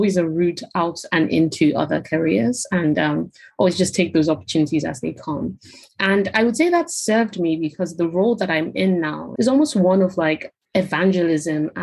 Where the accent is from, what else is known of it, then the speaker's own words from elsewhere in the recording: Nigeria; moved away as an adult; now in United Kingdom; So I'm Nigerian, born and bred in Nigeria. I moved to the UK when I was 18 for university